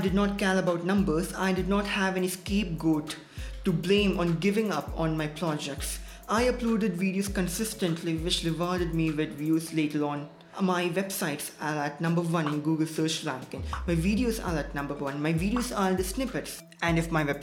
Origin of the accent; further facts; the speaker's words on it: India; as Indian teenagers